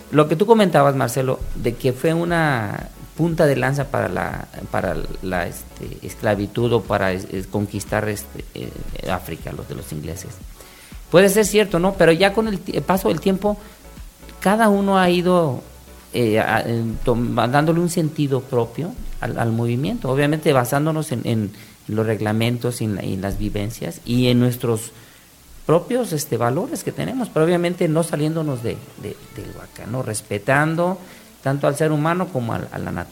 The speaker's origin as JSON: {"language": "Spanish", "region": "Quintana Roo", "country": "Mexico", "said": "nosotros somos de Quintana Roo"}